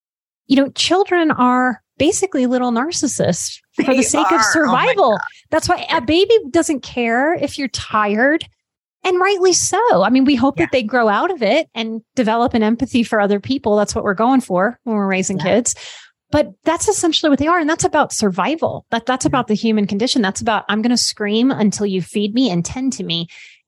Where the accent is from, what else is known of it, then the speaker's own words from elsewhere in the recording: Louisiana, United States; I'm from Louisiana.